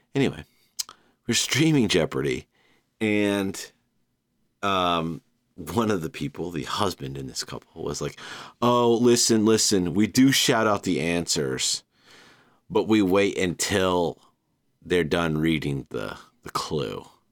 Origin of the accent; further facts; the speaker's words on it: Savannah, Georgia, United States; my hometown